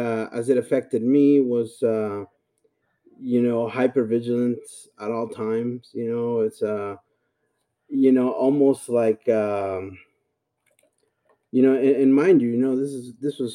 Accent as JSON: {"language": "English", "country": "El Salvador", "tie": "born or raised there", "also_born_or_lived": "Texas", "moved": "yes", "said": "I was born and raised in El Salvador, Central America"}